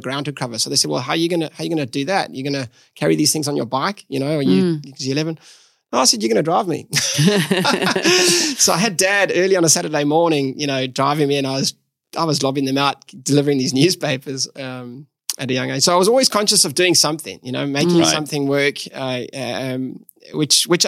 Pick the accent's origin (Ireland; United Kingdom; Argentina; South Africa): South Africa; East London, Eastern Cape; moved away as an adult; now in Perth, Australia; We grew up in the Eastern Cape, which is, I guess, just across the ditch from Perth, a place called East London is where I grew up.